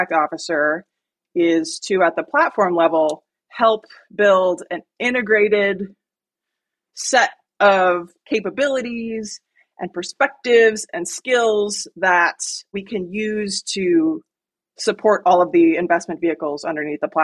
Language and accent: English; near Lake Michigan, Midwest, United States; I grew up in the Midwest, about a mile from Lake Michigan.